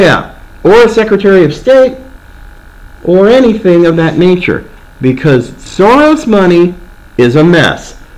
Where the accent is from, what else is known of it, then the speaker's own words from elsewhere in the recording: Oregon, United States; moved away; I grew up in Oregon